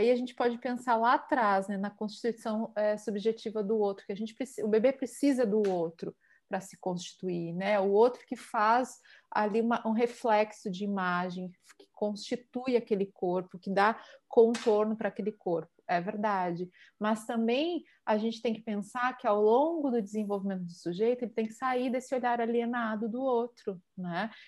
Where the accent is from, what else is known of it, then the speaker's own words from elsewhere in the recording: Palmares, Pernambuco, Brazil; que eu vivia lá na, na minha terra, em Palmares